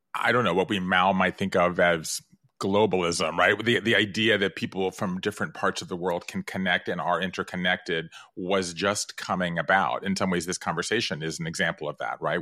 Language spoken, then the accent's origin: English; American South, Georgia, United States; moved away; I grew up in the American South. Five generations in the state of Georgia.